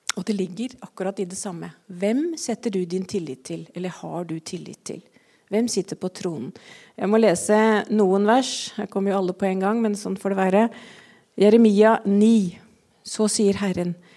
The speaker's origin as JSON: {"language": "Norwegian", "region": "Eastern Norway", "country": "Norway", "said": "som østlending"}